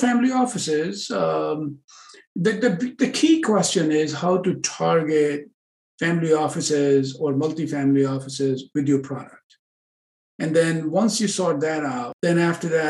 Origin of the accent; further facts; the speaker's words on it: New York City, New York, United States; now in California, United States; originally I'm from Manhattan, New York